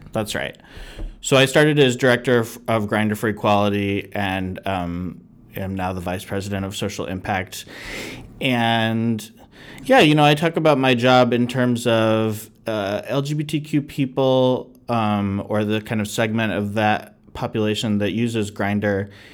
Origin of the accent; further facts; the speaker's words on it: United States; being an American